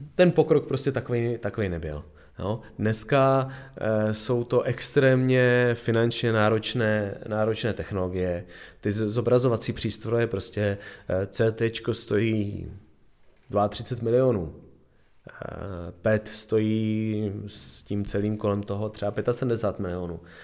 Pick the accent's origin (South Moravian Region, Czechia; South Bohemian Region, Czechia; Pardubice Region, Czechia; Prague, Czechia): South Moravian Region, Czechia; Brno; moved away; já jsem původně eh, z Brna